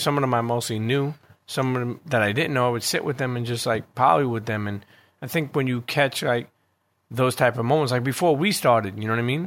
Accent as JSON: {"language": "English", "town": "New York City", "region": "New York", "country": "United States", "tie": "born or raised there", "also_born_or_lived": "Bensonhurst, Brooklyn", "said": "growing up in Coney Island and then moving to Bensonhurst"}